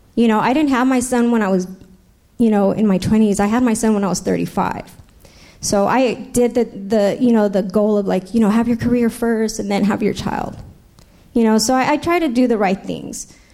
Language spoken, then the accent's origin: English; San Diego, California, United States; also born or lived in Los Angeles / New York; I was raised right here in San Diego.